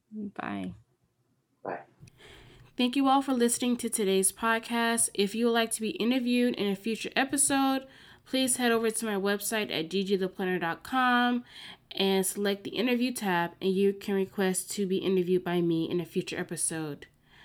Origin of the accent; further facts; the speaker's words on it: the South, United States; now in New York City, United States; growing up in the South, respect to your elders, and then you're like over your elders.